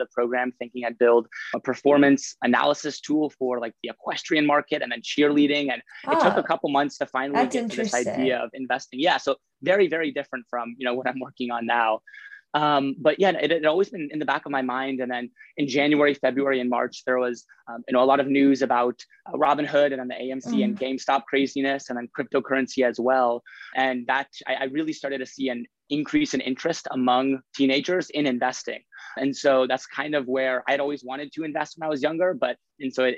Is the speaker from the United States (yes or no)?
yes; Lincoln, Nebraska, United States; moved away as an adult; now in Stanford, United States; I'm from Lincoln, Nebraska